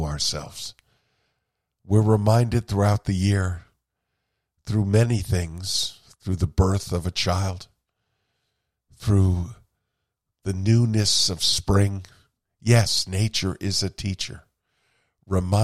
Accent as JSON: {"language": "English", "region": "Vermont", "country": "United States", "tie": "born or raised there", "said": "I grew up in Vermont with birches around me"}